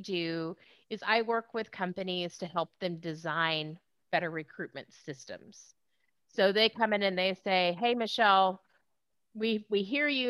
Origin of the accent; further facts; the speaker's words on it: Southeast Texas, United States; also born or lived in Houston, Texas / Austin, Texas; I was raised, I grew up in Texas, born in Houston, raised in Southeast Texas